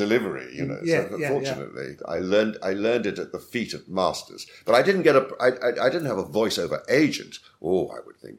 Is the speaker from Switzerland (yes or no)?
no; England, United Kingdom; accent: classic RP